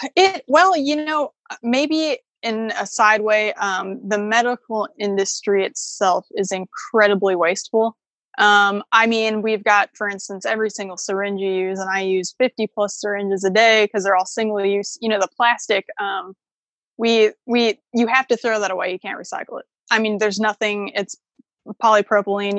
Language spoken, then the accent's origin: English; Chicago, Illinois, United States; moved away; I grew up in Chicago